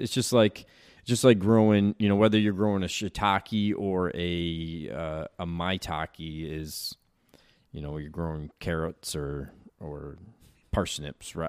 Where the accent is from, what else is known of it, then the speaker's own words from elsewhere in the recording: Chittenango, New York, United States; moved away as an adult; also born or lived in Lebanon / Utah / Connecticut; I'm from Chittenango